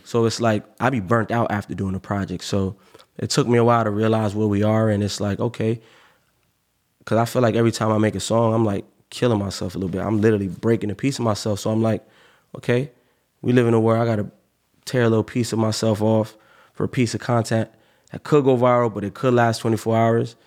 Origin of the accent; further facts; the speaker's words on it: Cape Coral, Florida, United States; also born or lived in Miami; I'm from Miami, but I grew up in Cape Coral